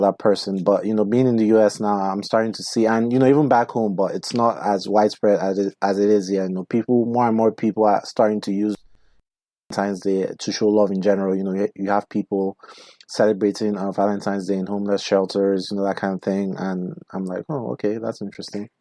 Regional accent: Nigeria; now in United States; where I come from

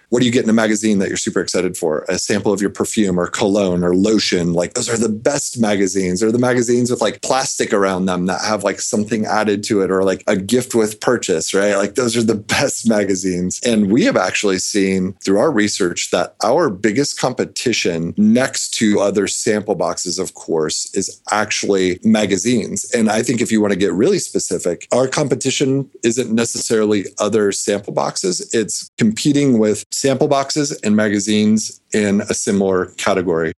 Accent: Nebraska, United States; I grew up in Nebraska

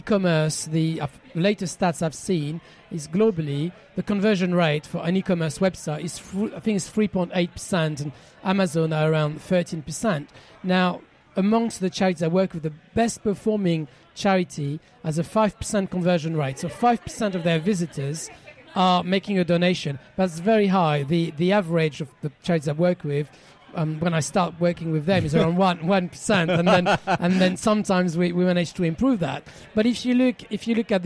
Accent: France; accent: French; English is a second language; moved away; my French accent

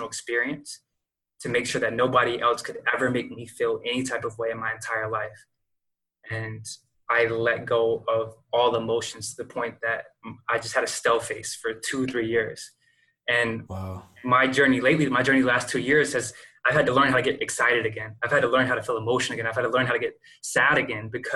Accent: Lexington, North Carolina, United States; moved away as an adult; also born or lived in Seattle / Jacksonville, Florida; moving from my hometown, Lexington, North Carolina

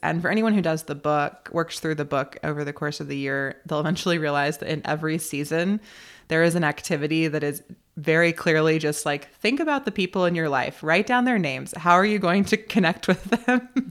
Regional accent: North Carolina, United States; also born or lived in Chicago; now in Nebraska, United States; I grew up in North Carolina. I'm now living in Nebraska

